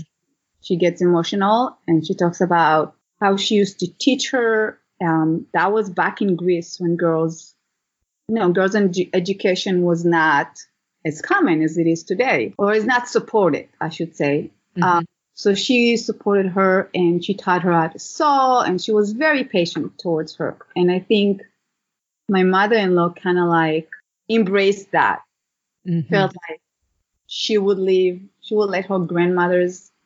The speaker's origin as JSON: {"language": "English", "country": "Israel", "tie": "born or raised there", "moved": "yes", "said": "I grew up in Israel. My dad was born in Iran, and my mom was born in Morocco."}